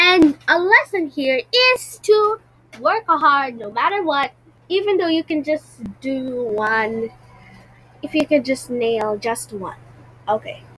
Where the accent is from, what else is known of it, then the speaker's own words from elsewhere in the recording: Philippines; I am from the Philippines